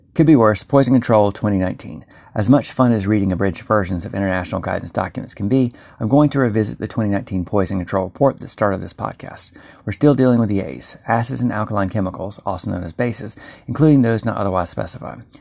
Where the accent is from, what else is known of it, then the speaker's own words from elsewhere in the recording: North Carolina, United States; I'm from North Carolina